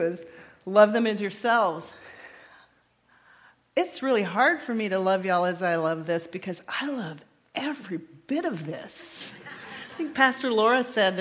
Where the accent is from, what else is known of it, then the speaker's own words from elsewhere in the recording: Texas, United States; I'm from Texas